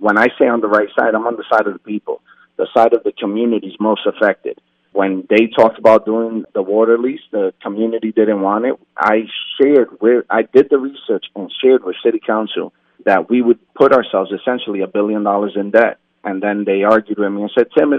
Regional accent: Allentown, Pennsylvania, United States; also born or lived in New York; I was born in New York, but I was raised in Allentown. I've been here since I was 2 years old.

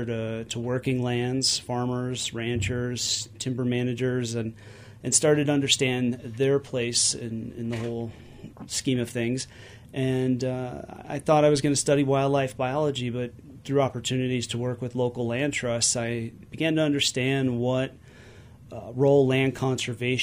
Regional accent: Cleveland, Ohio, United States; I grew up just outside of Cleveland, Ohio, just 2 miles from the Cuyahoga Valley National Park

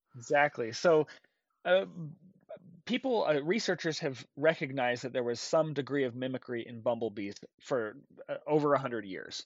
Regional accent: Intermountain West, United States; I grew up in the Intermountain West

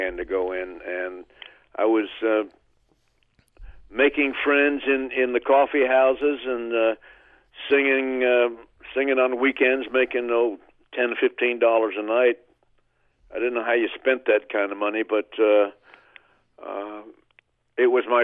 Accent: Oklahoma, United States; my hometown in Oklahoma

